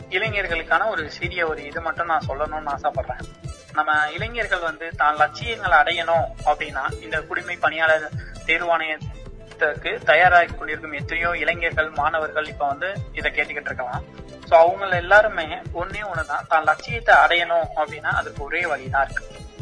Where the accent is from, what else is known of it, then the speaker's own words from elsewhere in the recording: Madurai district, Tamil Nadu, India; now in Coimbatore, India; எனது சொந்த மாவட்டம் மதுரை